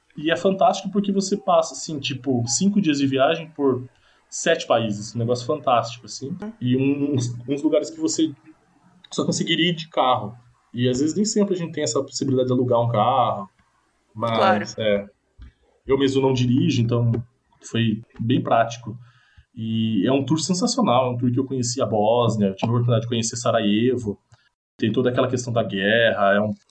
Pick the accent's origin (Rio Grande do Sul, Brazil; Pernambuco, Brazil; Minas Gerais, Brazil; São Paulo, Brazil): São Paulo, Brazil; Laranjal Paulista; also born or lived in Ireland; eu sou de uma cidade muito pequena, sou de Laranjal Paulista